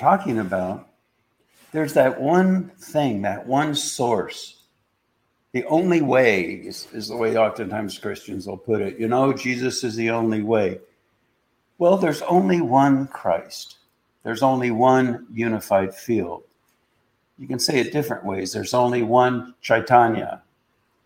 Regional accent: Columbus, Ohio, United States; I grew up in Columbus, Ohio

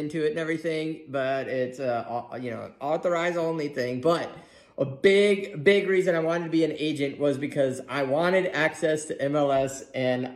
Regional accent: East Coast, United States; now in Missouri, United States; I'm from the East Coast

